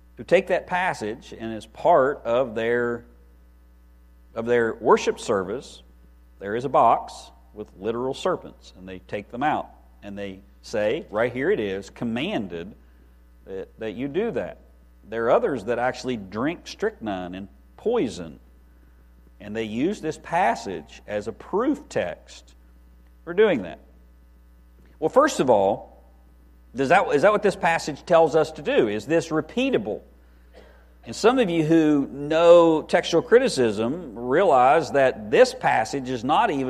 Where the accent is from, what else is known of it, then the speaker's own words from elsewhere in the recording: West Virginia, United States; now in Lynchburg, United States; I'm from West Virginia